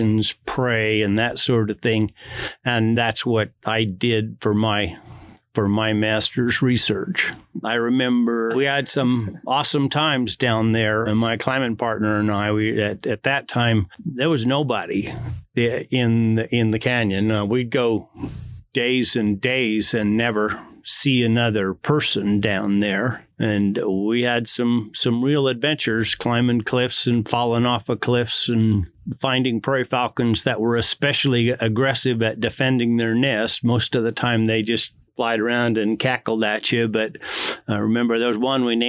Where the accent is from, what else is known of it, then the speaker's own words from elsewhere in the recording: Boise, Idaho, United States; I was born and raised in Boise